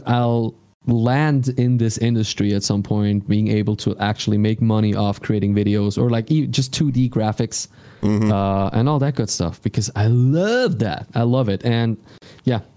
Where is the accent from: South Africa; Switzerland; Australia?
Switzerland; English is a second language; I'm from Switzerland